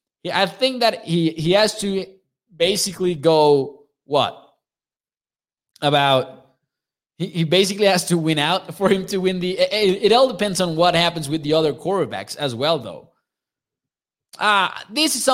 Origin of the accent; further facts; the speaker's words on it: Chihuahua, Mexico; I'm from Chihuahua, Mexico